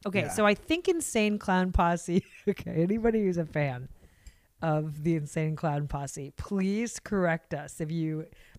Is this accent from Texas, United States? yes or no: no; Seattle, Washington, United States; now in Los Angeles, United States; growing up in Seattle, slightly post grunge